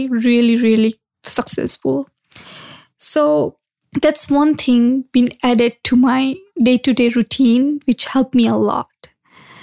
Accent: India; moved away; growing up in India, I used to do yoga a lot

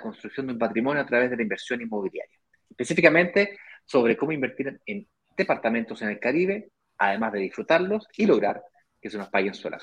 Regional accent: Chile; Soy chileno

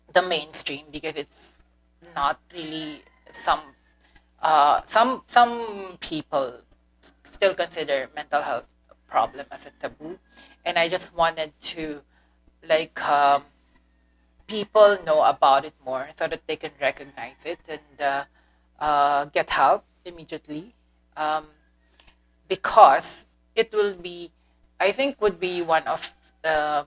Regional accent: Philippines; first language Filipino; English is a second language; Second is my mother tongue, Filipino

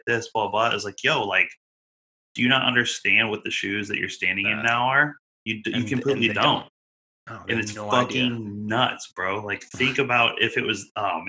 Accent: Oregon, United States; I grew up in Oregon, you know, majority of my time

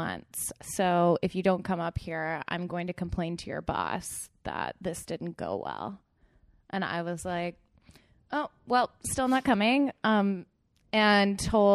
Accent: College Station, Texas, United States; accent: central Texas; moved away as an adult; also born or lived in Chicago / San Francisco / Barcelona; now in Los Angeles, United States; I'm from College Station, Texas, which is pretty central.

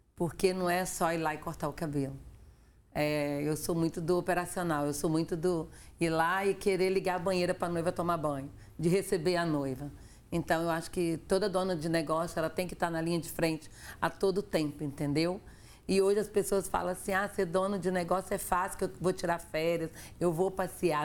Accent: Afonso Cláudio, Espírito Santo, Brazil; moved away; eu sou de Afonso Cláudio, sou do interior

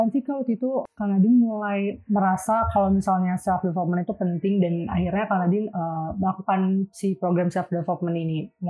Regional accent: Depok, West Java, Indonesia; Aku dari Depok.

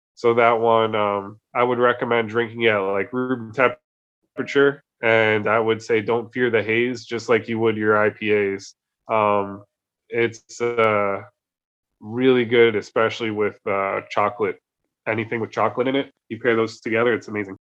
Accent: New Jersey, United States; now in Oslo, Norway; I'm from New Jersey.

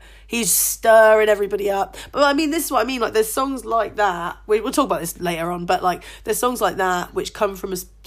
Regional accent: United Kingdom; we're two British women, like my mum's American

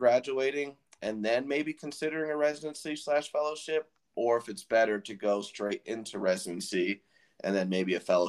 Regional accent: Colorado, United States; born there; also born or lived in Florida; as somebody that moved to the mountains from Florida, like granted, I was born in Colorado, so like we visited all the time

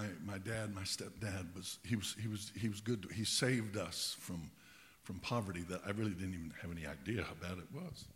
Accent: Pueblo, Colorado, United States; also born or lived in Cañon City, Colorado / Rye, Colorado; my mother married my stepdad, and we moved from Pueblo

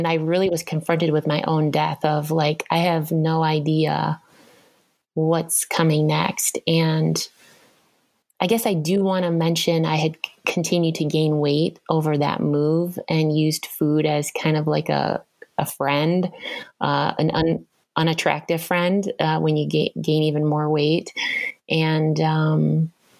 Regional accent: Madison, Wisconsin, United States; also born or lived in Southern California / East Coast; now in Minnesota, United States; I grew up in Madison, Wisconsin

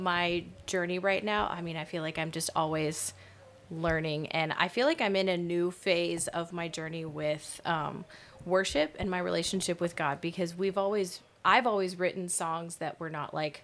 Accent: Fredericktown, United States; I'm from Fredericktown, from right here

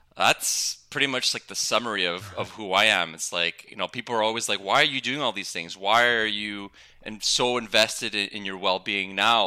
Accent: Montreal, Quebec, Canada; I'm I'm from Montreal, Canada

